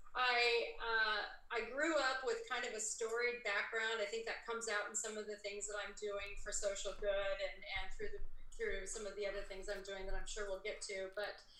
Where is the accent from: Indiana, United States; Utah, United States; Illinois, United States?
Indiana, United States; moved away as an adult; now in California, United States; I'm from Indiana